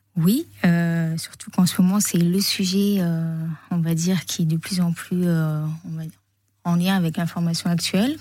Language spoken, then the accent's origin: French; Menton, Provence-Alpes-Côte d'Azur, France; moved away; also born or lived in Paris; J'ai grandi à Monton